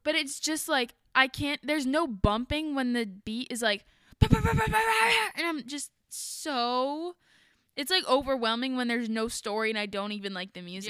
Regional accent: Ohio, United States; we're from Ohio

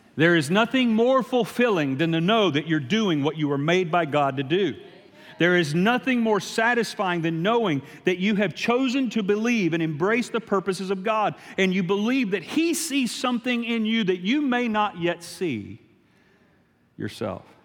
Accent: Shreveport, Louisiana, United States; I'm from Shreveport, Louisiana

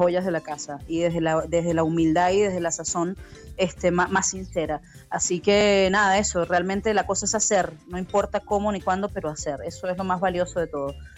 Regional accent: Venezuela; moved away as an adult; also born or lived in Buenos Aires, Argentina; yo como bueno venezolano en Buenos Aires

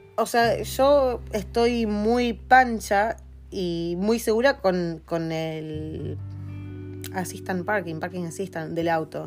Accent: Argentina; now in New Zealand; De Argentina.

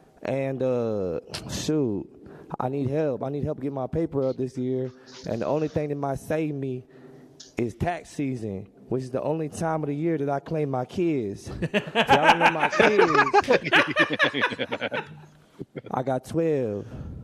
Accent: Oakland, California, United States; Just want to give a quick shout out to the Bay Area. I'm from East Oakland.

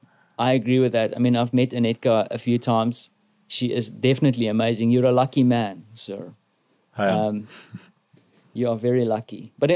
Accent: South Africa

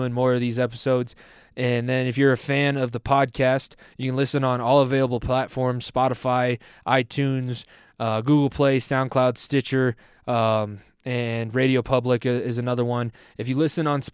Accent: Denver, Colorado, United States; We're both from Denver

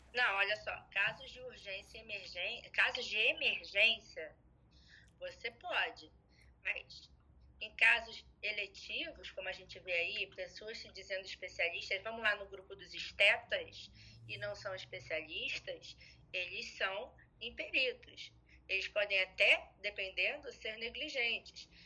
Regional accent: Rio de Janeiro, Brazil; eu sou carioca da gema

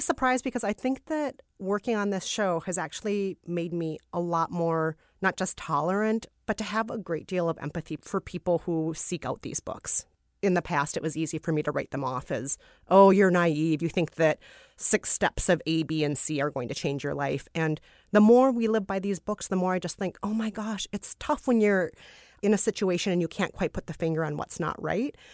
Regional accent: Minnesota, United States; I'm from Minnesota

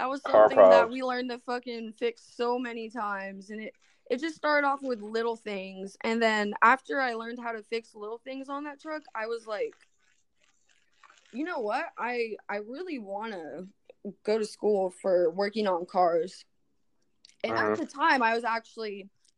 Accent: Avalon, California, United States; also born or lived in Los Angeles; I grew up on Catalina Island and I moved over to Los Angeles when I was 18

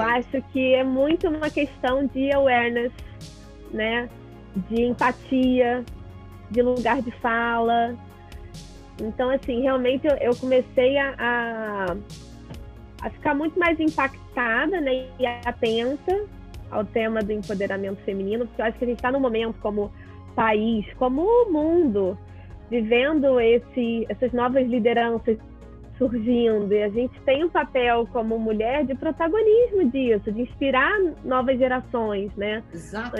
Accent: Rio de Janeiro, Brazil; meu pai é um microempresário aqui no, no Rio de Janeiro, eu sou carioca.

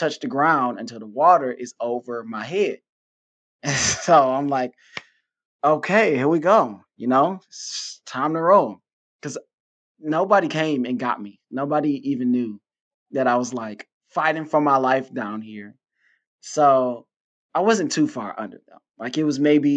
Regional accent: Detroit, Michigan, United States; now in Houston, United States; I am from Detroit

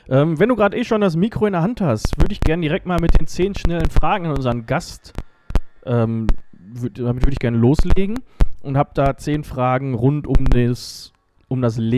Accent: Letmathe, North Rhine-Westphalia, Germany; dann in meinem Heimatdorf zum allgemeinen Spiel- und Sportverein Letmate gewechselt

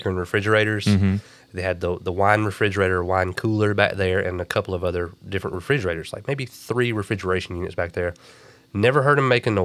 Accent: Madison, North Carolina, United States; now in Winston-Salem, United States; in Madison, North Carolina, my hometown, about 45 minutes away from Winston-Salem, where we are currently

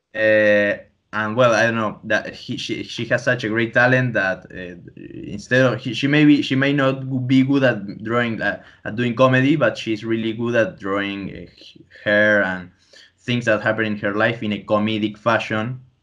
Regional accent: Tandil, Buenos Aires Province, Argentina; I'm even actually right now in my uh, childhood home

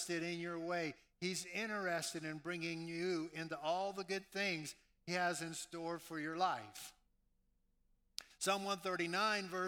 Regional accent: New Orleans, Louisiana, United States; moved away; I was raised in New Orleans, Louisiana

